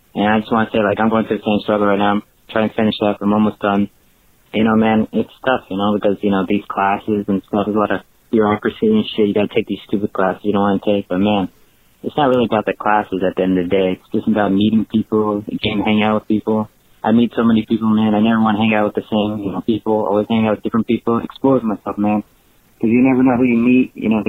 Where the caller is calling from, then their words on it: California, United States; Yeah, this is …. I'm calling from California.